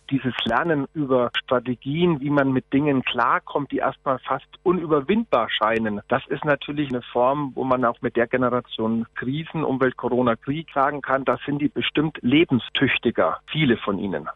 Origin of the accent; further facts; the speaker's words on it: Switzerland; bei uns in der Schweiz